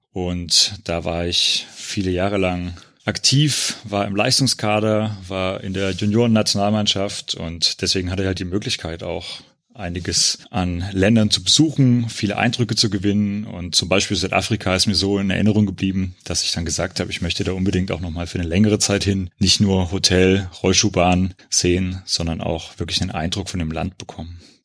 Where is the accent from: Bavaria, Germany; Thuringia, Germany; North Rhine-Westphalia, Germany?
Thuringia, Germany; Gera; Ich bin in Gera geboren und wie der Lars in der letzten Wismut-Folge schon gesagt hat, da bin ich zur WSG Wismut Gera auch gegangen, bin bis zum Abitur in Gera gewesen